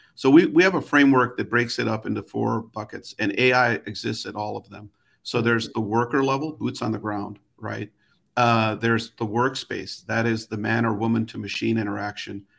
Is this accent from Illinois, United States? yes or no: yes; Chicago, Illinois, United States; I grew up in Chicago